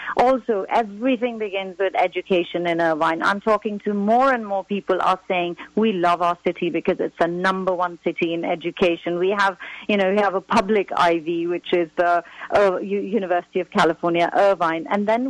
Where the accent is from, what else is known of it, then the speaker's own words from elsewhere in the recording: Pakistan; now in United States; As a Pakistani, I'm fighting terrorism.